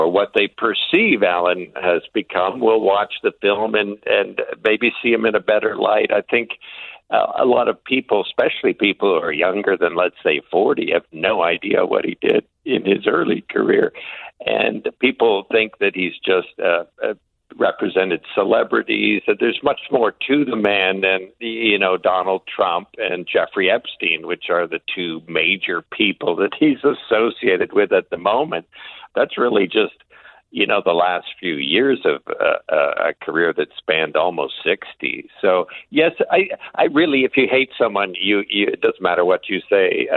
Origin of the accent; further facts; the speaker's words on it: Canada; as a Canadian